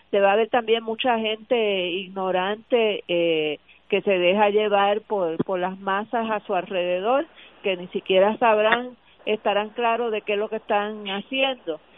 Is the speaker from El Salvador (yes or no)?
no; Puerto Rico; nosotros como puertorriqueños